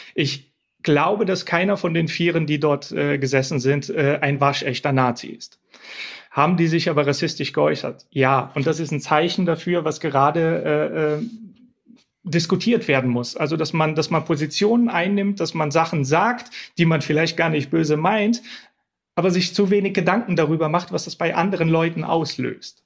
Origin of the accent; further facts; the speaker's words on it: Bulgaria; now in Germany; ich komme aus Bulgarien